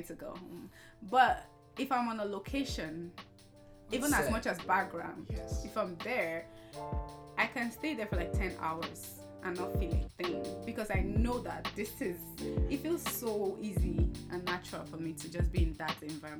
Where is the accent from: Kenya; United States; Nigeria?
Nigeria; Edo; moved away as an adult; now in Canada; I'm Nigerian. I'm from the heartbeat of the nation in Nigeria. Wow. So I'm from the south side, Edo State